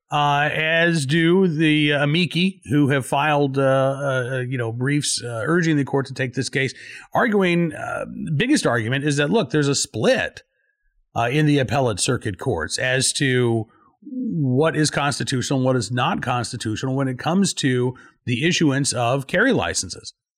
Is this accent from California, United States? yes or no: no; Virginia, United States; my home state of Virginia